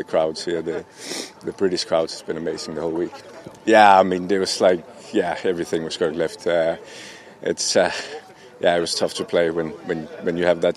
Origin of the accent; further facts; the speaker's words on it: Denmark; I'm from Denmark